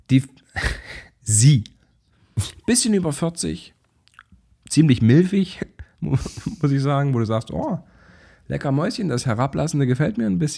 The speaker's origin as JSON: {"language": "German", "town": "Zwickau", "region": "Saxony", "country": "Germany", "said": "Ich komme selber aus Zwickau."}